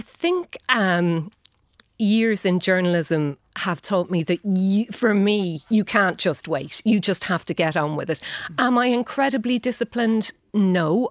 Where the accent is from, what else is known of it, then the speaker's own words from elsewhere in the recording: Shannon, County Clare, Ireland; moved away as an adult; growing up in Shannon